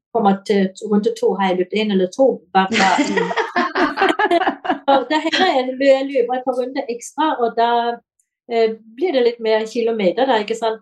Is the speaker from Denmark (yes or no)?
yes; Denmark; now in Kongsberg, Norway; jeg er dansk